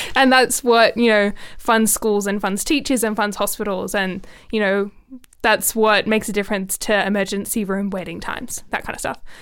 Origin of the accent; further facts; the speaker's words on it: Canberra, Australian Capital Territory, Australia; I think like it's my hometown. I've got a big love for Canberra